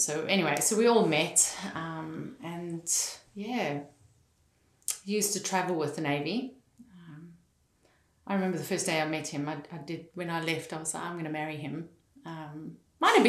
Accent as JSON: {"language": "English", "town": "Fish Hoek", "region": "Western Cape", "country": "South Africa", "tie": "born or raised there", "said": "Fishhook in Cape Town"}